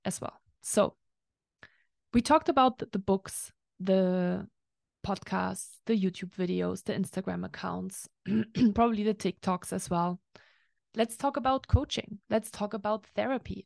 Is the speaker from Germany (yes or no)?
yes; Germany; now in Lake Tahoe, United States; I'm used to from Germany or from Europe